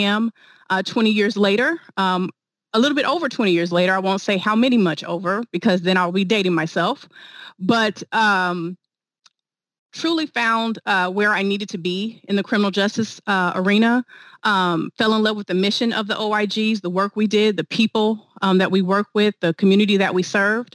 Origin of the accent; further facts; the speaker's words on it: Wichita, Kansas, United States; moved away as an adult; also born or lived in Dallas / Houston; stationed in my hometown of Wichita, Kansas for a bit